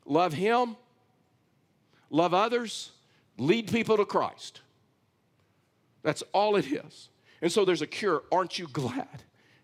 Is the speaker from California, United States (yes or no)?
no; Texas, United States; I've hunted and fished a lot of that area when I was raised in Texas.